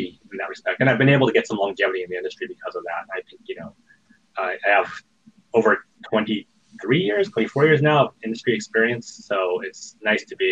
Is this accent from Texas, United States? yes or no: no; Fresno, California, United States; I grew up in Fresno, California, which was right next to Sierra Online